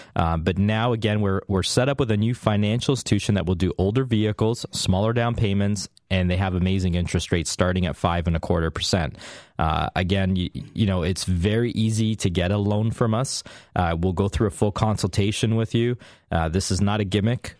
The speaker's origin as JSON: {"language": "English", "country": "Canada"}